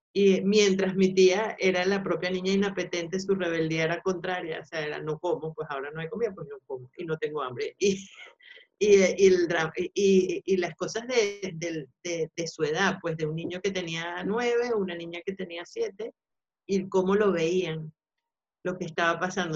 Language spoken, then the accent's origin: Spanish; Venezuela; also born or lived in Spain; now in Madrid, Spain; somos nosotros los venezolanos